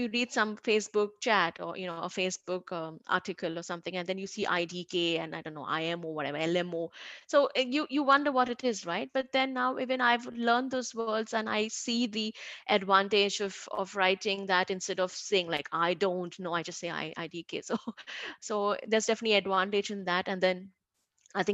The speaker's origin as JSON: {"language": "English", "country": "India"}